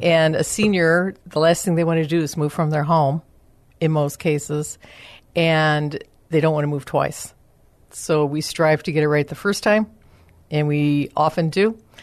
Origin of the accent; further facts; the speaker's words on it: Chicago, Illinois, United States; moved away as an adult; now in San Antonio, United States; I'm originally from the Chicago area. And um, when I came to San Antonio, I decided I was ready for a career change